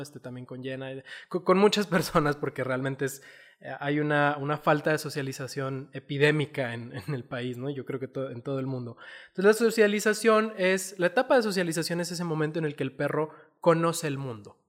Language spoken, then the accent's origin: Spanish; Chihuahua, Mexico; now in Zapopan, Mexico; yo vengo de Chihuahua